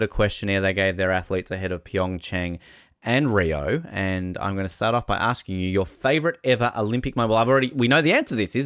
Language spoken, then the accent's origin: English; Hobart, Tasmania, Australia; growing up in Hobart, we're lucky enough to have a big mountain over the top of us